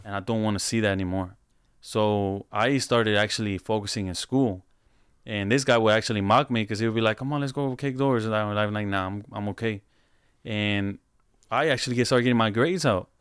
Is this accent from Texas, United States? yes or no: yes; Houston, Texas, United States; I'm from Houston.